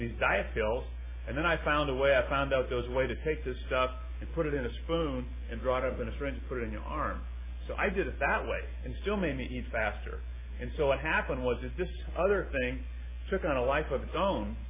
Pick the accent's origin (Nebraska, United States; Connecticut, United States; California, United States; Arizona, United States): California, United States; San Francisco; also born or lived in Pennsylvania; I grew up in Pennsylvania, in a little village in Pennsylvania. And we moved to San Francisco when I was 5 years old.